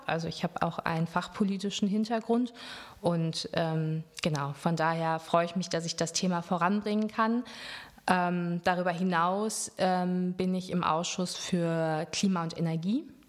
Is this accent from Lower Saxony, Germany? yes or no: no; Lüdenscheid, North Rhine-Westphalia, Germany; moved away as an adult; also born or lived in Marburg; now in Cologne, Germany; ich bin in Lüdenscheid ähm, groß geworden, bin da zur Schule gegangen und nach dem Abitur bin ich dann ähm, fürs Studium nach Köln gekommen